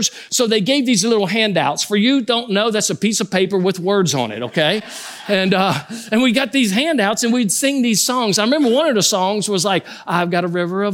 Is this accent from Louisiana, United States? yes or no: yes; Louisiana, United States; I grew up in a home where we grew up as Catholics. I'm from Louisiana, so we were Cajun Catholics